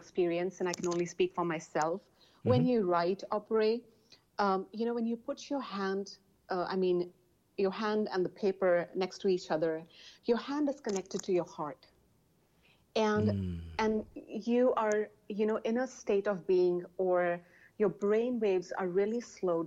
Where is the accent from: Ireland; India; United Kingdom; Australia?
India; English is a second language; moved away as an adult; also born or lived in United States; I was born and raised in India.